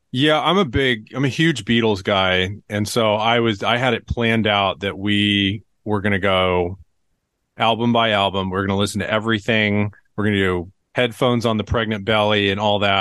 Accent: Tulsa, Oklahoma, United States; growing up in Tulsa

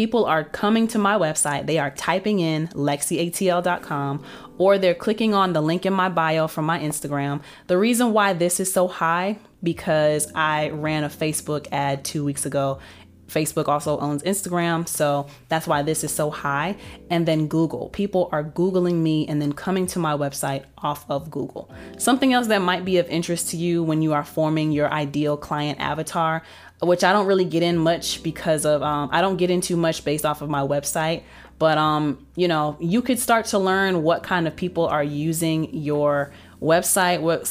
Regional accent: United States; the United States, obviously I have the most traffic because that's my home country

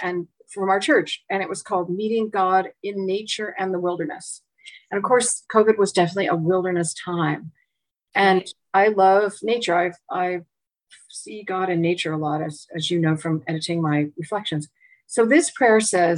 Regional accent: Pacific Northwest, United States; now in Long Island Sound area, United States; I grew up in the Pacific Northwest

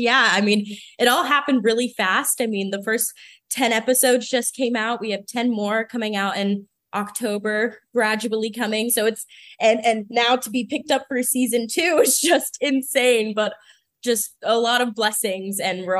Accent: Florida, United States; moved away; I'm currently in Florida, my hometown.

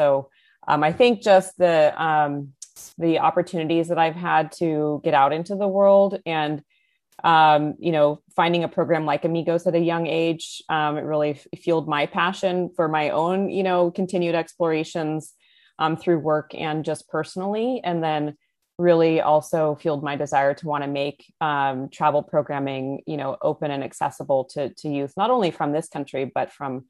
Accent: California, United States; now in Houston, United States; You know, I grew up in the San Francisco Bay Area in California, and now I'm based in Houston.

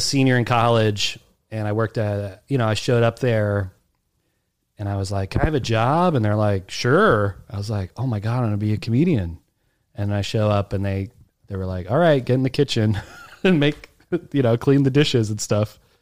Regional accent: Alexandria, Virginia, United States; moved away as an adult; also born or lived in Kew Gardens, New York; now in New York, United States; So where I grew up, I grew up in Alexandria, Virginia.

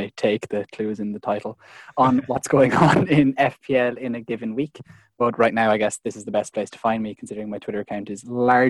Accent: Cork, Munster, Ireland; also born or lived in Dublin; I'm from Cork in Ireland.

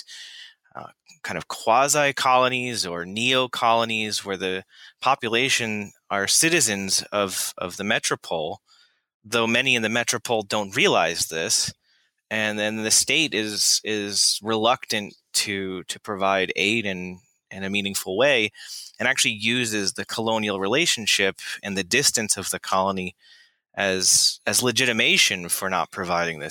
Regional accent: Florida, United States; I grew up in Florida

